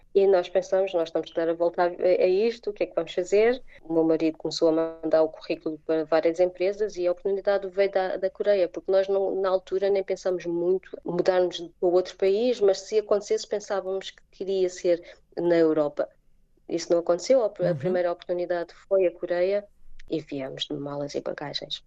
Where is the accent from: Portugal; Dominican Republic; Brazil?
Portugal; moved away as an adult; also born or lived in England / Germany / Ireland; now in South Korea; Porque foi a primeira saída de, do nosso país, da família